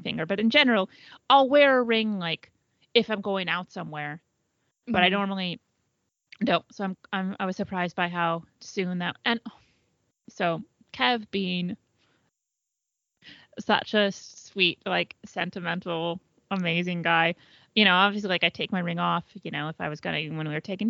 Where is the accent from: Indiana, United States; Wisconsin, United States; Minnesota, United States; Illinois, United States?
Indiana, United States; born or raised there